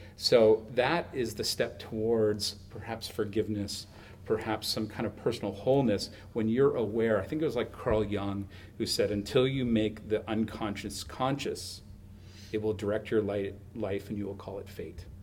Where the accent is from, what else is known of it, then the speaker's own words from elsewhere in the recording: Huntsville, Ontario, Canada; I grew up in the hill country of Huntsville and Muskoka